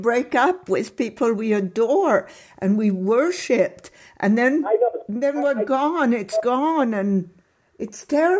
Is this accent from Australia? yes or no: no; Monte Carlo, Monaco; accent: European; moved away; I saw him a lot growing up in Monte Carlo.